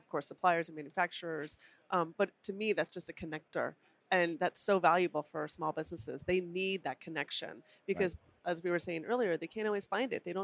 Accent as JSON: {"language": "English", "region": "Colorado", "country": "United States", "said": "I'm from Colorado"}